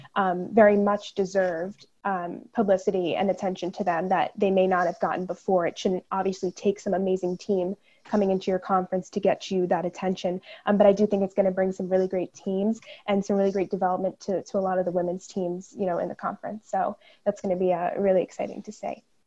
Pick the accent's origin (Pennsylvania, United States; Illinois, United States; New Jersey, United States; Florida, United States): New Jersey, United States; I am from New Jersey. I live down in Monmouth County